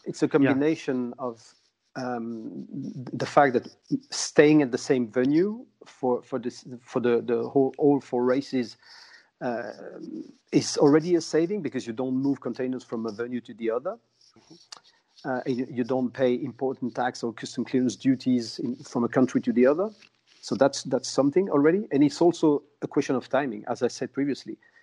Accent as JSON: {"language": "English", "town": "Angoulême", "region": "Nouvelle-Aquitaine", "country": "France", "tie": "born or raised there", "said": "I'm in Angoulême, uh, which is my hometown, 100 kilometers north Bordeaux"}